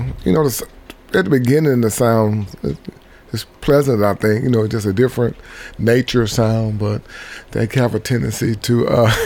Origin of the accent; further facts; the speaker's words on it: Mississippi, United States; moved away as an adult; now in Tennessee, United States; I am originally from Mississippi.